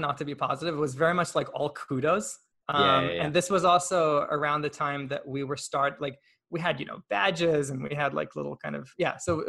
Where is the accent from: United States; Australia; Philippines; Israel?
Israel; English is a second language; And also one thing I didn't mention, I'm Israeli. I was born in Israel.